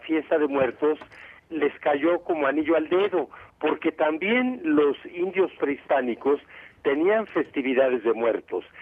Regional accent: Mexico City, Mexico; moved away as an adult; now in Morelos, Mexico; aunque somos de la Ciudad de México, pues ya tenemos 16 años aquí, así que ya somos por ley morelenses

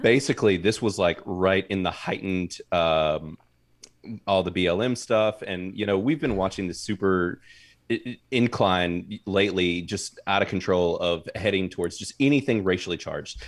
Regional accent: North Carolina, United States; my whole family has been in North Carolina my entire life

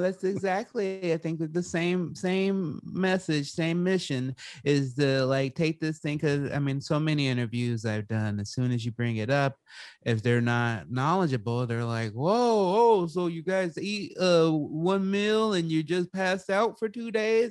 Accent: Salem, Oregon, United States; I was growing up in the Pacific Northwest. I was in Salem, Oregon at the time.

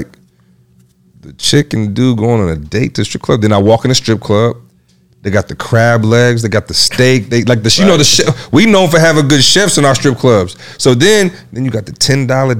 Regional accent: Michigan, United States; now in Atlanta, United States; I'm from Michigan

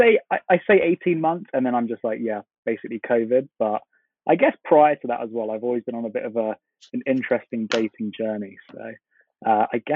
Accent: London, United Kingdom; I am from London, from the UK, 26 years old

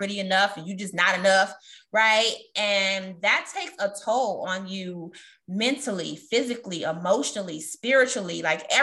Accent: Chicago, Illinois, United States; I'm also a Chicagoan.

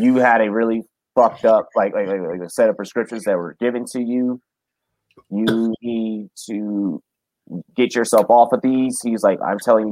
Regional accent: Washington, District of Columbia, United States; moved away as an adult; now in Colorado, United States; I'm this kid from Southeast DC

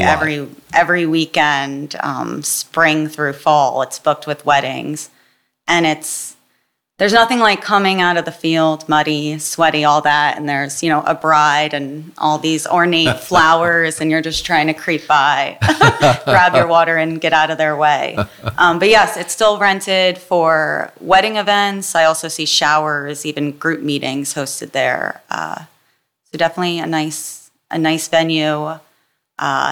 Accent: Jackson, New Jersey, United States; also born or lived in Oberlin, Ohio / Philadelphia, Pennsylvania; I grew up in Jackson, New Jersey

